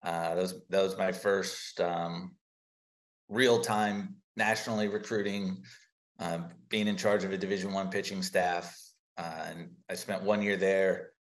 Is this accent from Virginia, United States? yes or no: yes; Williamsburg, Virginia, United States; moved away as an adult; also born or lived in Poughkeepsie, New York; now in San Francisco, United States; I was born and raised in Williamsburg, Virginia